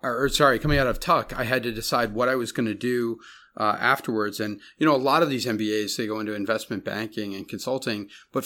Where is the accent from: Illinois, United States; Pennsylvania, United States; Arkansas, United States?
Illinois, United States; Barrington; I grew up in Barrington, Illinois. You know, it was a small suburb outside of Chicago.